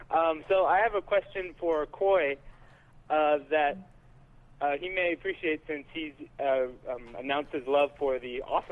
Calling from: Tucson, Arizona, United States; from Tucson.

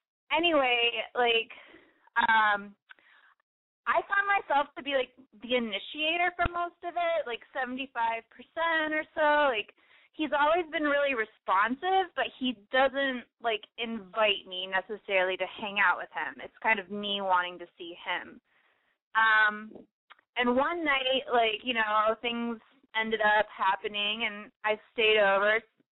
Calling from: Chicago, Illinois, United States; I'm 24, and I am calling from Chicago with a boy problem.

